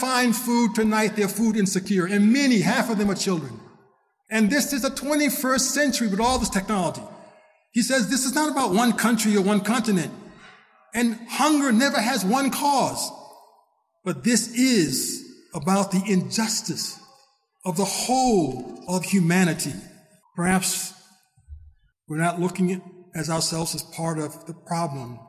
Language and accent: English; United States; I'm an American, born and raised